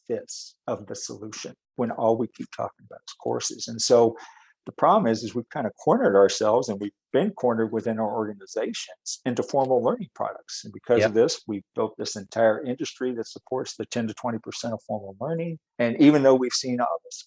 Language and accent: English; Texas, United States; also born or lived in upstate New York; now in Wisconsin, United States; I grew up in Texas and met my wife, ironically, in upstate New York, and followed her back to Wisconsin.